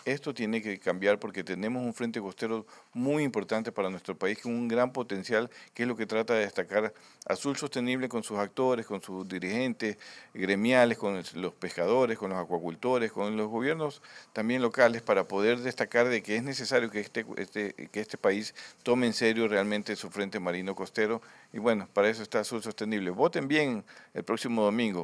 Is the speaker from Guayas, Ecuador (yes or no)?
yes; Guayaquil, Guayas, Ecuador; como guayaquileños